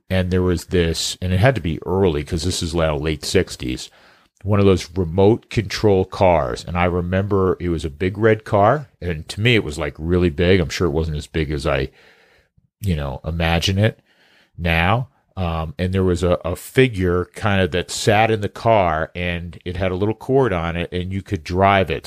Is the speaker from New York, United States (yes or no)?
yes; New York, United States; moved away; I'm from New York